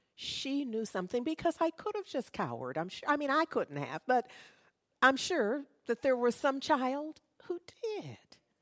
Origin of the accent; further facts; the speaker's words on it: Berkeley, California, United States; In the neighborhood, growing up in Berkeley